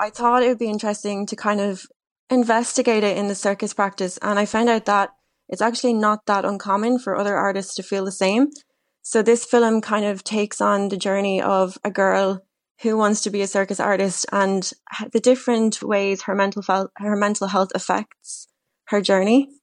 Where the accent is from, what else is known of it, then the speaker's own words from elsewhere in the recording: Wexford, Leinster, Ireland; also born or lived in Dublin; I'm originally from Wexford